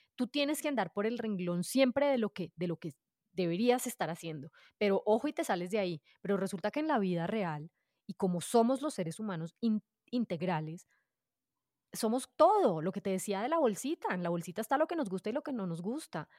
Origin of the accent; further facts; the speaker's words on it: Bogotá, Colombia; yo nací en Bogotá, soy adoptada y pues mis papás me adoptaron desde que yo era chiquitina